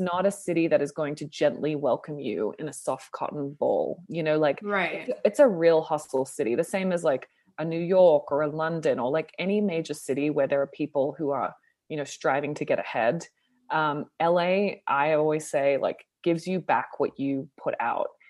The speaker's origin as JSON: {"language": "English", "town": "Sydney", "region": "New South Wales", "country": "Australia", "also_born_or_lived": "Toronto, Canada", "moved": "yes", "lives_now": "Los Angeles, United States", "said": "I'm from Sydney"}